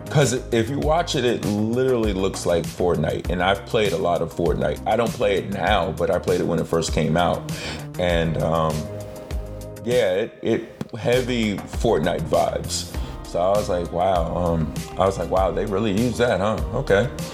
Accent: United States

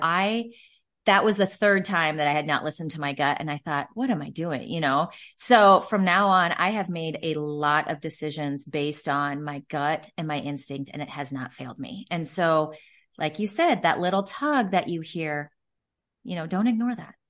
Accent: Omaha, Nebraska, United States; I, uh, am born and raised in Omaha, Nebraska, and so that's where I'm from, that's where my roots are

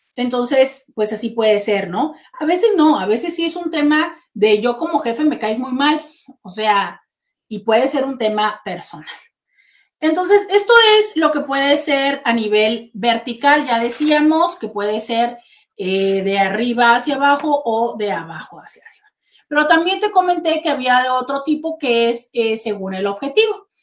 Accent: Mexico; somos los mexicanos

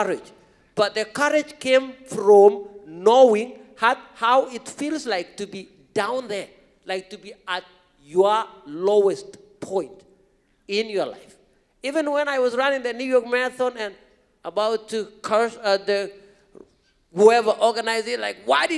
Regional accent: Kenya; English is a second language; now in United States; growing up in this rural part of Kenya as a young kid going to school

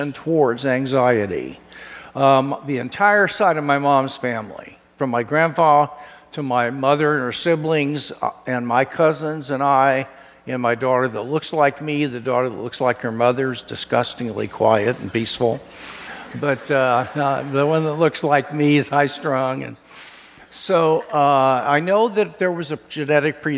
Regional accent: Kansas City, Missouri, United States; moved away; my home state in Branson, Missouri, Kansas City boy

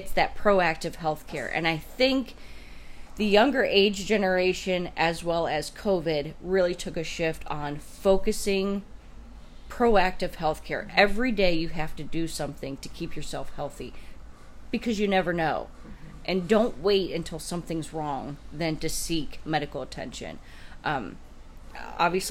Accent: Stark County, Ohio, United States; I born and raised in Stark County, never moved away

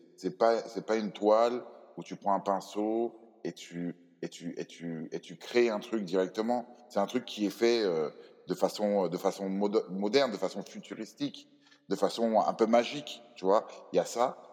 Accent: Cameroon; moved away; Dans mon pays d'origine, le Cameroun

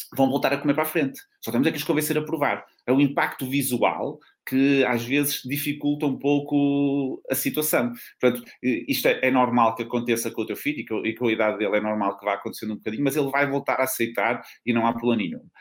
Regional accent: North, Portugal; accent: northern (pronúncia do norte); uma pronúncia do norte como, como eu também

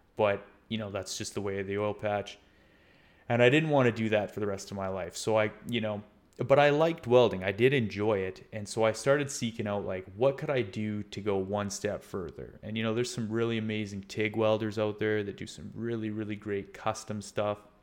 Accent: Canada; also born or lived in Scotland

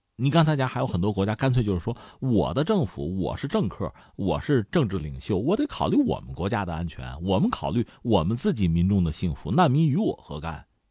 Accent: China; 按我们中国人的传统爱国嘛，落叶归根呐

